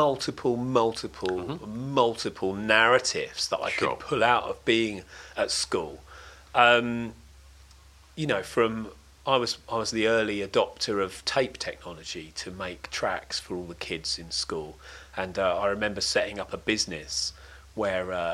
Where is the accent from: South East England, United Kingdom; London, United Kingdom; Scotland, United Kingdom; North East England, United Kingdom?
London, United Kingdom; Crayford; also born or lived in Dartford; I was born in Dartford Hospital, and grew up in a place called Crayford